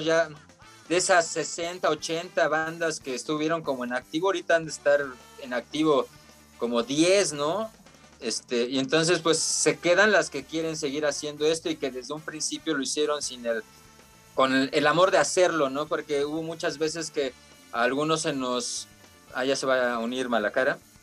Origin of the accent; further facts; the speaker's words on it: Mexico City, Mexico; nosotros somos de acá de Iztacalco